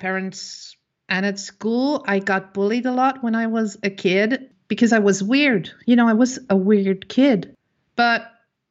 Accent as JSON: {"language": "English", "country": "Netherlands", "said": "I am from the Netherlands."}